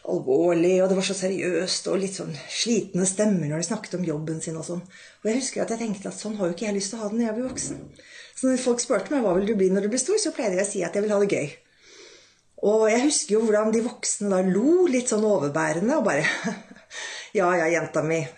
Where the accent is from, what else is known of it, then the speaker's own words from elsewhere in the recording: Rælingen, Akershus, Norway; moved away as an adult; also born or lived in Europe; jeg vokste da opp i Rælingen utenfor Oslo. Og pappaen min var lege, mammaen min var sykepleier.